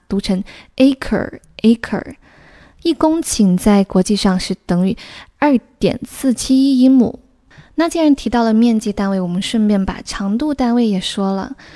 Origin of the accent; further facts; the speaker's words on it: southern China, China; 我作为一个土生土长的南方人，去过最北的城市只是南京